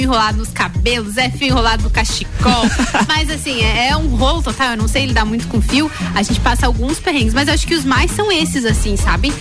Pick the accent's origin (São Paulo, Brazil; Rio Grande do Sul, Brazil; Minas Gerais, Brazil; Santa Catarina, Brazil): Santa Catarina, Brazil; São José do Cerrito; moved away; sou serrana, sim senhor, nasci lá em São José do Cerrito, tenho muito orgulho das minhas origens